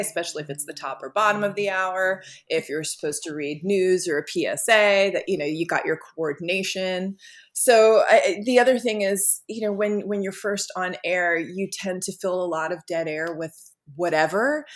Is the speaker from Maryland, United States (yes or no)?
no; Long Beach, New York, United States; I grew up in Long Beach